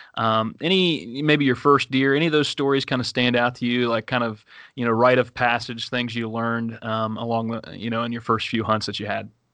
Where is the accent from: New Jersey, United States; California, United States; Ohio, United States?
Ohio, United States; Woodsfield; I grew up like literally like 30 minutes from there